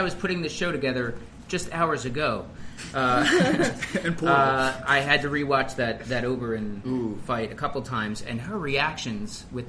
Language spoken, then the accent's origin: English; Philadelphia, Pennsylvania, United States; I'm from Northeast Philly.